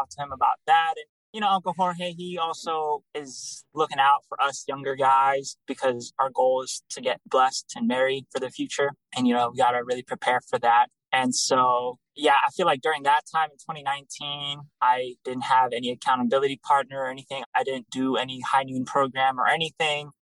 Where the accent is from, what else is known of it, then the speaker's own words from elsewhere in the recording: Chicago, Illinois, United States; I'm from Chicago, Illinois